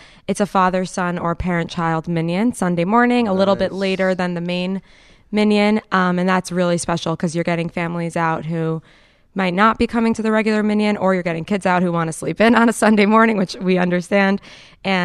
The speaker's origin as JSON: {"language": "English", "town": "Great Neck", "region": "New York", "country": "United States", "tie": "born or raised there", "said": "in Great Neck, Long Island."}